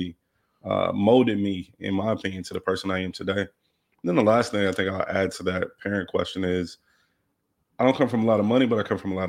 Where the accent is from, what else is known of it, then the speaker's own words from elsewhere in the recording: Milwaukee, Wisconsin, United States; also born or lived in Los Angeles; So was raised in Milwaukee. I moved there when I was 5.